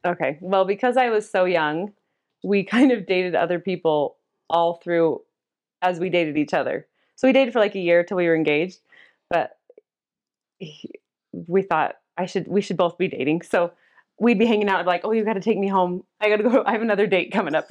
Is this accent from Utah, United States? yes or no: yes; Cottonwood Heights, Utah, United States; I grew up in Cottonwood Heights